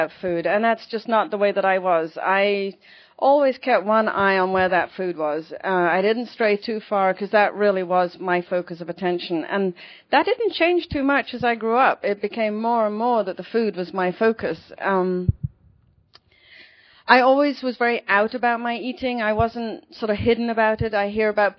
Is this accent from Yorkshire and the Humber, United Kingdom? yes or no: no; London, United Kingdom; moved away as an adult; also born or lived in Connecticut; now in California, United States; I'm from London